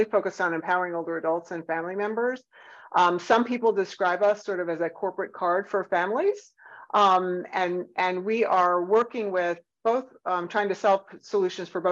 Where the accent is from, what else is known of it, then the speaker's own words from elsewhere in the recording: Northeast, United States; now in Atlanta, United States; I'm from the Northeast